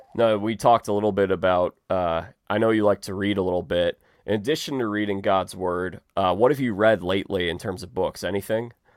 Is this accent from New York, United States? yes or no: no; Chicago, Illinois, United States; I'm from Chicago